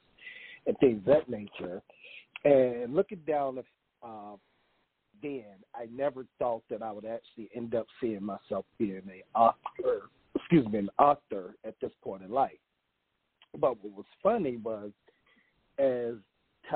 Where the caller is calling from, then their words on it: North Carolina, United States; I'm calling from North Carolina